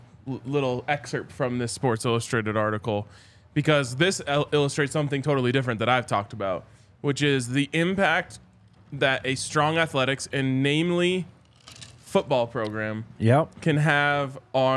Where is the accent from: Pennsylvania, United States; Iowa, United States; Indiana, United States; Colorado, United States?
Colorado, United States; Boulder; I grew up in Boulder. I went to CU. I love those two places dearly.